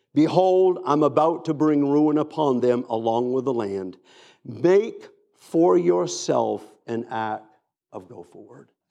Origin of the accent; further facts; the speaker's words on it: Down East Maine, United States; moved away; also born or lived in Boston area / Tennessee / Atlanta; I grew up in Down East Maine